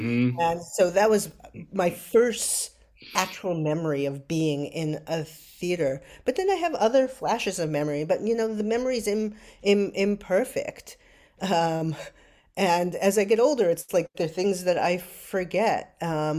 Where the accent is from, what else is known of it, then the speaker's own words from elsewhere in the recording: New York City, New York, United States; I did. I grew up in New York City. I grew up in a moment when there was an abundance of theater that was close by.